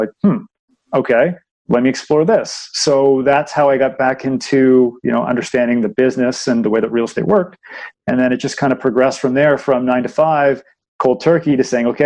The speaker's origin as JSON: {"language": "English", "town": "Markham", "region": "Ontario", "country": "Canada", "tie": "born or raised there", "said": "I grew up in Markham"}